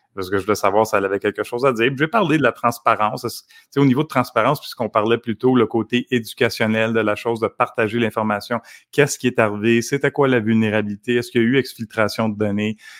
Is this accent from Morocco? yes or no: no; Canada; en tant que Canadien